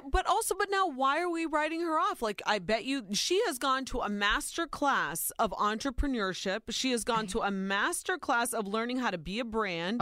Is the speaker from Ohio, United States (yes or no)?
yes; Ohio, United States; born or raised there